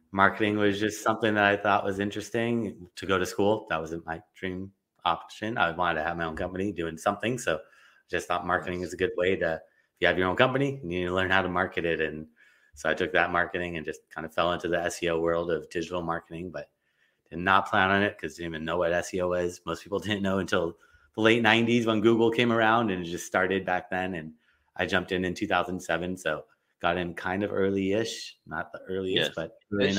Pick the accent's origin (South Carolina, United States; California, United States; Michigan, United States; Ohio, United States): California, United States; Los Angeles; I grew up in Los Angeles